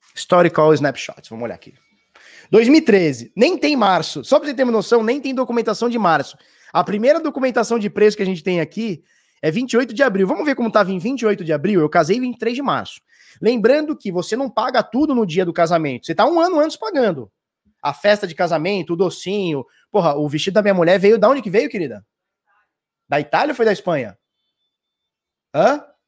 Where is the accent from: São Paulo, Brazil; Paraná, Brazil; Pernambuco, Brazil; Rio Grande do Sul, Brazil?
São Paulo, Brazil; Santos; eu sou de Santos. Sou de Santos.